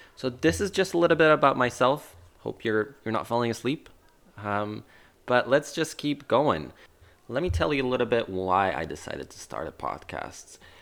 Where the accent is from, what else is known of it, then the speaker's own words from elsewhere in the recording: Warsaw, Masovian Voivodeship, Poland; I was originally born and raised in Warsaw, Poland